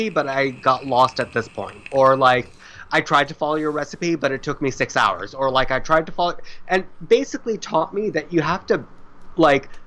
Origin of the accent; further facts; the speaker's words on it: India; Because I'm Indian, so I'm used to dealing in liters